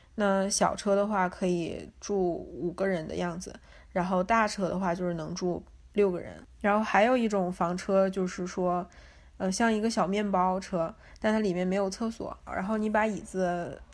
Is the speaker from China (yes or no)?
yes; Northeast China, China; moved away as an adult; now in Los Angeles, United States; 我是东北人嘛